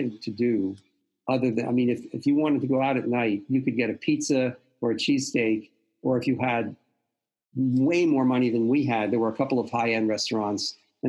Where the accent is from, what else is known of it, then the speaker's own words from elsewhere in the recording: Philadelphia, Pennsylvania, United States; also born or lived in New York / Boston; I've only lived in Philly. I grew up in Mount Airy, West Mount Airy.